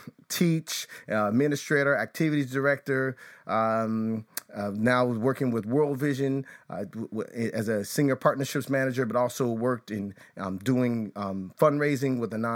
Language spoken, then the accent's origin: English; Chicago, Illinois, United States; growing up in the suburbs of Chicago, though I was born on the South Side, and I think it's St. Anne's Hospital, something like that.